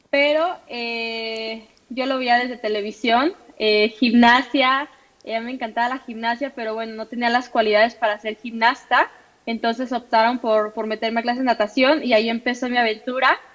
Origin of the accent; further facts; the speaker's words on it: Mexico; soy pentatleta mexicana.